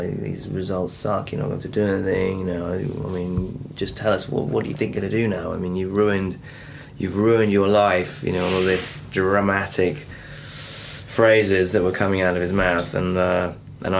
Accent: Norfolk, East of England, United Kingdom; I'm born and raised in Norfolk

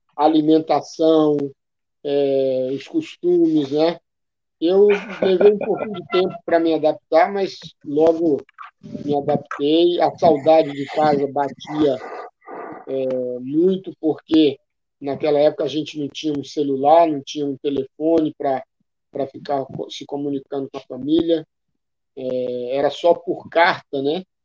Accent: Fortaleza, Ceará, Brazil; moved away; Aerolândia, onde eu nasci e me criei

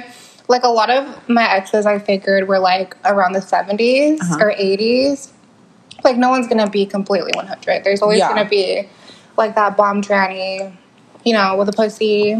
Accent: Kentucky, United States; We're from Kentucky.

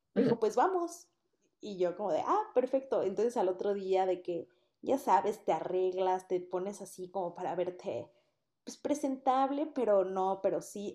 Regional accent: Mexico City, Mexico; moved away as an adult; also born or lived in Puebla; yo soy de Ciudad de México, mi compañera aquí presente igual, y las dos nos fuimos a vivir a Puebla para estudiar la universidad allá

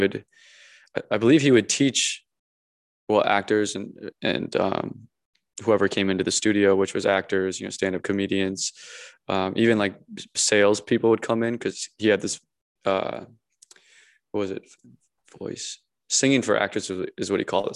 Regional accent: Minnesota, United States; moved away as an adult; also born or lived in Encino, California; now in Los Angeles, United States; where I grew up back home in Minnesota

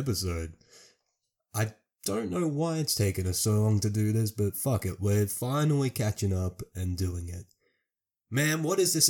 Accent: Australia; I'm an Australian YouTuber

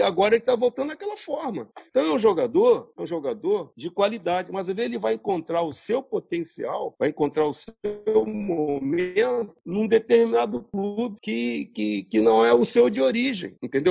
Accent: Brazil; somos brasileiros

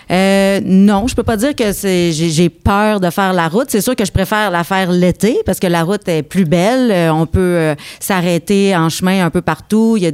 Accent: Quebec, Canada; accent: Abitibi; étant donné que j'ai une couleur habitibienne qui se démarque euh, par mon franc parler justement par mon accent, mais euh, ben, je ne peux pas passer à côté de ça. Puis c'était tellement, je trouvais intéressant de parler de ma région.

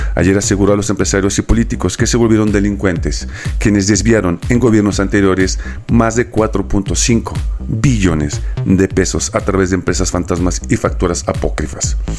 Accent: Mexico; nosotros como mexicanos

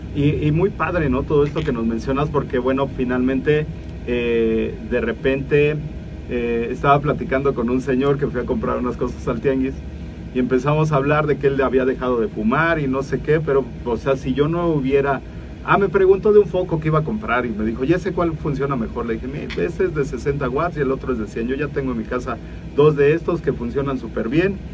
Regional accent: Mexico; como mexicanos

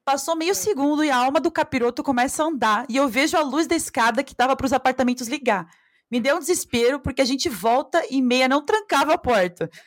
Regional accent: Brazil; A gente é, é brasileira mais esperto porque a gente mora na vida selvagem

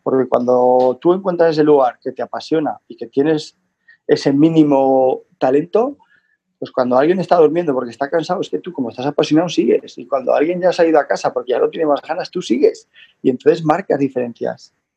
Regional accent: the Pyrenees, Spain; yo soy del Pirineo

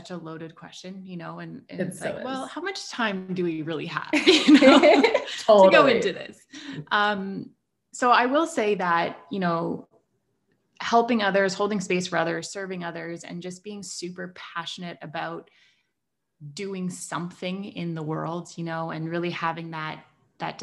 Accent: Toronto, Ontario, Canada; I'm from Toronto in Canada

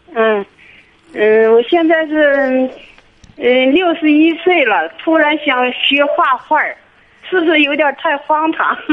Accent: Baotou, Inner Mongolia, China; 内， 内蒙包头的

